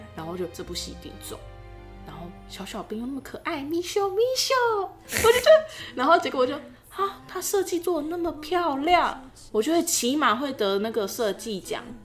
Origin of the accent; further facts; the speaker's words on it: Taiwan; 我们台湾人